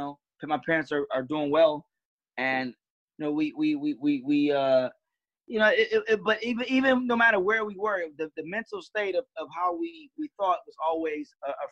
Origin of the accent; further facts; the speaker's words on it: Detroit, Michigan, United States; also born or lived in West Bloomfield, Michigan; I grew up in Detroit. I also grew up in West Bloomfield